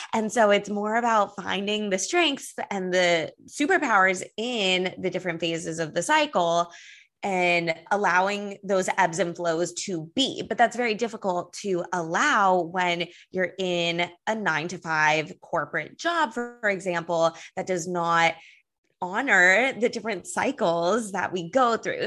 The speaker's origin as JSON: {"language": "English", "town": "Los Angeles", "region": "California", "country": "United States", "moved": "yes", "lives_now": "New York City, United States", "said": "I'm from Los Angeles"}